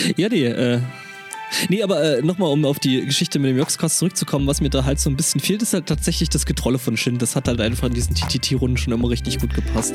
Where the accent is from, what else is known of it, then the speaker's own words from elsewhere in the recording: near Dorfchemnitz, Saxony, Germany; moved away; dann ist es eigentlich gar nicht mal so weit von da weg, wo ich herkomme, weil das ist neben Dorf Chemnitz